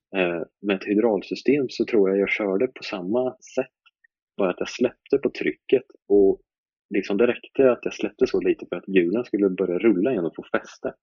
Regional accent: Linköping, Östergötland, Sweden; jag är uppväxt i uh, Linköping, eller ja, uh, man kan säga en liten bit utanför Linköping. jag kommer från Malmslätt

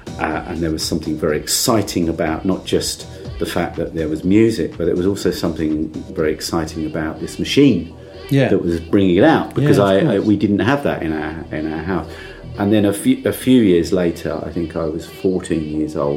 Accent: Essex coast, East of England, United Kingdom; I was going to sleep listening to Radio Caroline because I grew up on the Essex coast

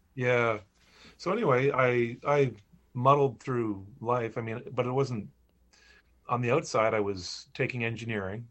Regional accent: Charlotte County, New Brunswick, Canada; moved away as an adult; I grew up in Charlotte County.

